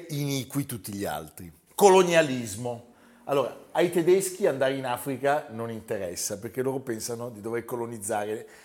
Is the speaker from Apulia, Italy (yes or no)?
no; Modena, Emilia-Romagna, Italy; Sono modenese.